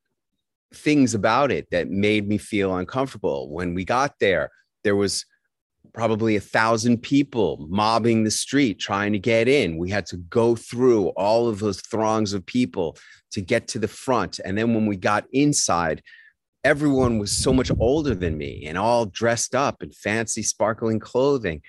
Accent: New York City, New York, United States; When I was growing up in New York City, the drinking age was 18

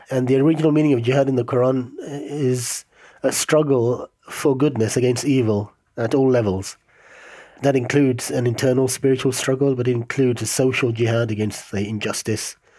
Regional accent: London, United Kingdom; I grew up in London from the age of five

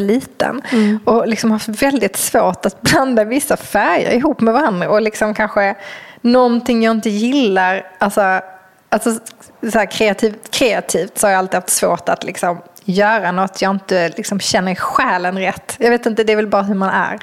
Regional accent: Skåne, Sweden; jag kommer ju från Skåne och har varit mycket på stranden som liten med mina mm. föräldrar och mina morföräldrar

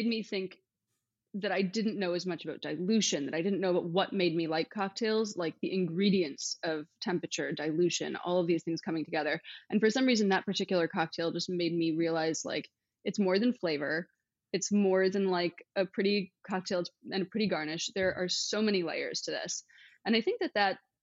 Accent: Wisconsin, United States; now in Los Angeles, United States; I'm originally from Wisconsin

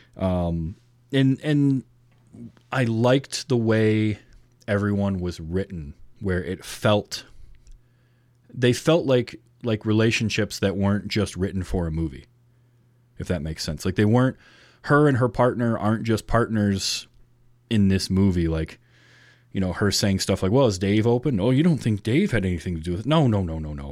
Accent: northern Michigan, United States; I grew up in the Midwest in northern Michigan.

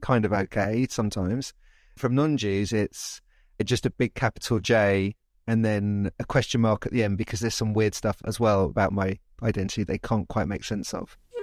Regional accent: London, United Kingdom; also born or lived in Oxford; I grew up in London. I am English, British.

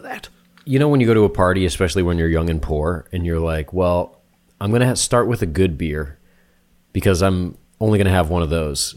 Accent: New Hampshire, United States; moved away; I'm from New Hampshire

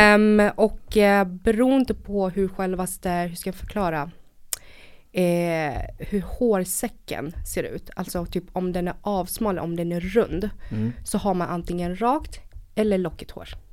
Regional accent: Stockholm, Stockholm County, Sweden; also born or lived in Vietnam / northern Vietnam; Kom till Sverige 94 och eh, växte upp här i Stockholm.

